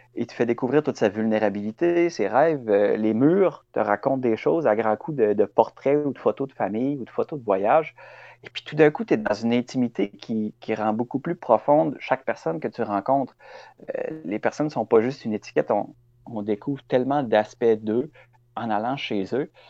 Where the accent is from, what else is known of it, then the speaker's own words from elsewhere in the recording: Quebec City, Quebec, Canada; moved away as an adult; now in Carleton-sur-Mer, Canada; je suis originaire de Québec. Euh, j'ai vécu là jusqu'à l'âge de 25 ans